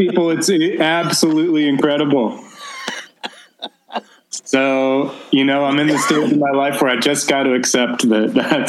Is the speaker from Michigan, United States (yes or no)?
no; Glencoe, Illinois, United States; now in Los Angeles, United States; I grew up in Glencoe.